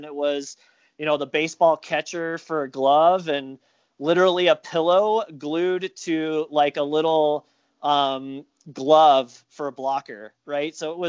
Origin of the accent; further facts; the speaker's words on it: Dallas, Texas, United States; moved away as an adult; also born or lived in Minnesota; now in Colorado, United States; first goalie on like my high school team in Dallas